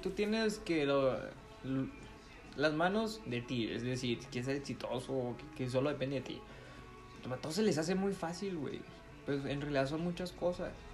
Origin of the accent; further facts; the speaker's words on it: Mexico; nosotros como mexicanos